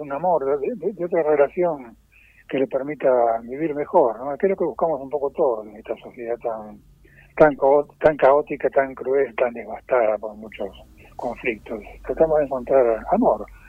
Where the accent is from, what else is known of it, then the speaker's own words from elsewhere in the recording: Buenos Aires, Argentina; moved away as an adult; now in Sierra de Córdoba, Argentina; soy porteño de nacimiento, viví ahí hasta pasado ya casi los cincuenta pirulos